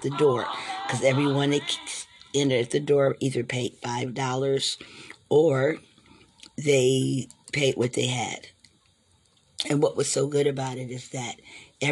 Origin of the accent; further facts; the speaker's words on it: Ohio, United States; moved away; my hometown in Ohio, we used to love Friday and Saturday nights